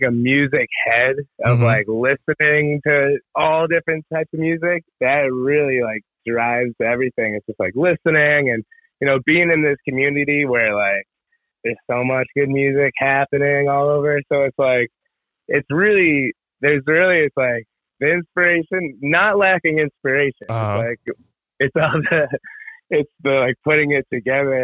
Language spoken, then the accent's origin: English; Deep River, Connecticut, United States; now in New York, United States; I'm from Connecticut. I'm from Deep River. And then I moved out to New York